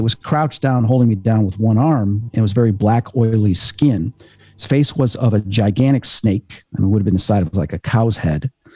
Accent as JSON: {"language": "English", "town": "Chicago", "region": "Illinois", "country": "United States", "said": "I'm from Chicago"}